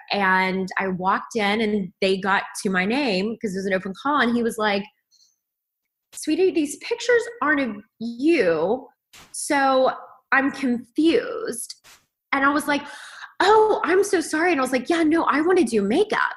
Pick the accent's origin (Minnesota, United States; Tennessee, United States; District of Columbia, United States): Tennessee, United States; Kingsport; moved away as an adult; in Kingsport, Tennessee.